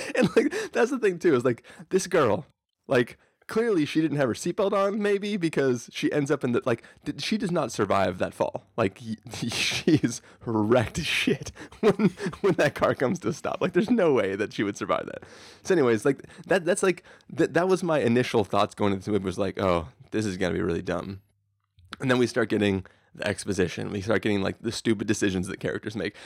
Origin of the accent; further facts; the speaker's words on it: San Diego, California, United States; this, this is, like, basically my hometown